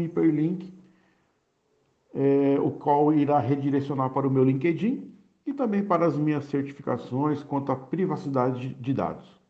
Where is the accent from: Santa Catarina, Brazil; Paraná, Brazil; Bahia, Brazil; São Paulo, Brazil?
São Paulo, Brazil; Santos; moved away as an adult; now in Minas Gerais, Brazil; Sou santista nato e há três anos e meio resido na região metropolitana